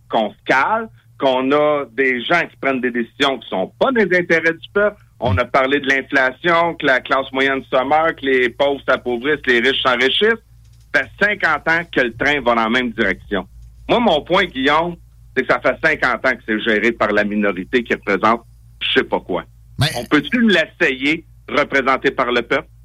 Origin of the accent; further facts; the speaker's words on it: Farnham, Quebec, Canada; je suis un gars, je viens de Farnham